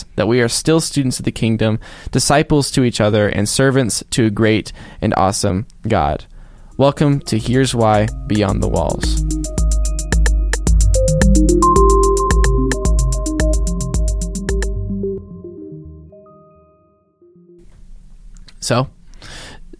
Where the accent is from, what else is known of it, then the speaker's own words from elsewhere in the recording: Abilene, Texas, United States; I was born and raised in Abilene, Texas. I'm from Texas, haven't been anywhere else